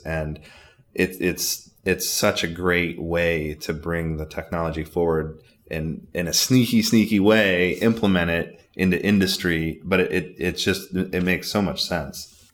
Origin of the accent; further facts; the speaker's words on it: Bay City, Saginaw, Midland area, Michigan, United States; I grew up in Bay City, Saginaw, Midland area